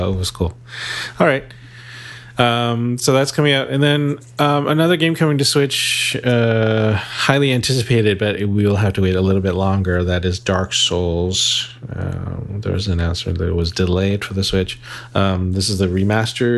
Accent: Toronto, Ontario, Canada; my hometown's basketball team

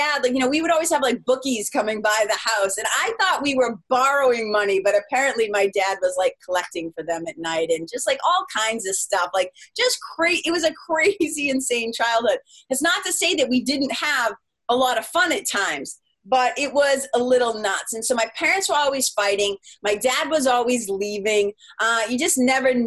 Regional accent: Lawrence, Massachusetts, United States; also born or lived in Los Angeles, California; now in New Hampshire, United States; we grew up in Lawrence, Mass.

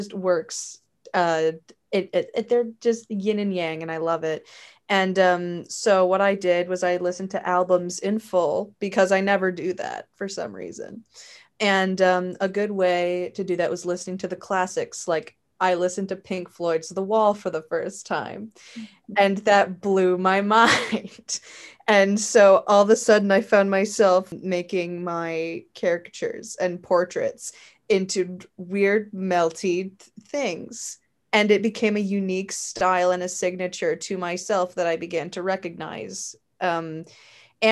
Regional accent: St. Catharines, Ontario, Canada; Right now I'm in my hometown. I'm in my parents' home. I'm in St. Catharines.

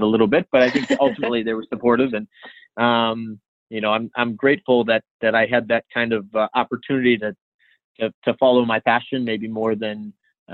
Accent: Illinois, United States; moved away as an adult; also born or lived in Stockton, California; I'm from Illinois originally

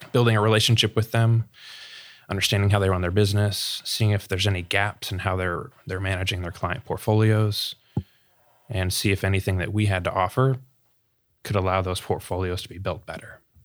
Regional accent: Sarasota, Florida, United States; born and raised in Sarasota, Florida

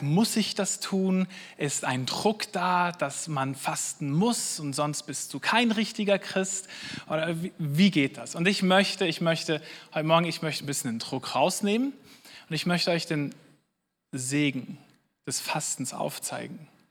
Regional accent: Switzerland; wir als Schweizer

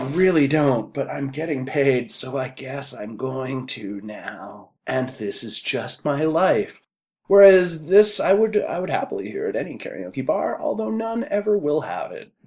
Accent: Canada; we are Canadian

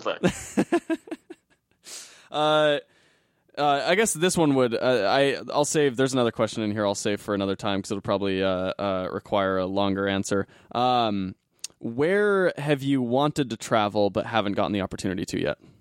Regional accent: Arizona, United States; moved away; I'm originally from Arizona

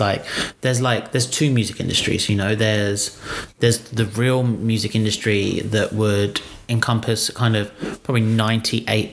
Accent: United Kingdom; now in Australia; I'm British

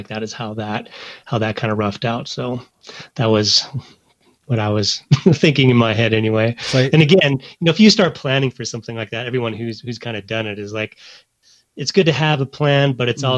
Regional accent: Montana, United States; growing up in Montana

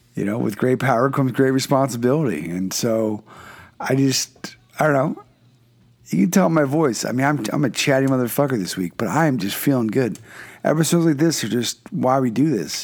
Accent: Philadelphia, Pennsylvania, United States; moved away; I'm from originally from Philadelphia

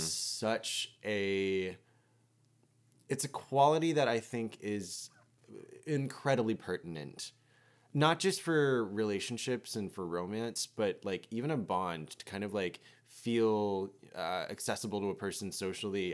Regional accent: United States; having, like, an immigrant parent and growing up in America

